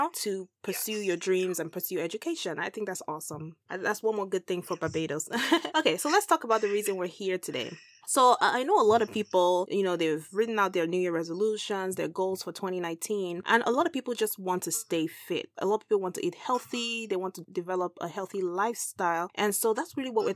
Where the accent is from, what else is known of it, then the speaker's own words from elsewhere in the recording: Nigeria; I'm from Nigeria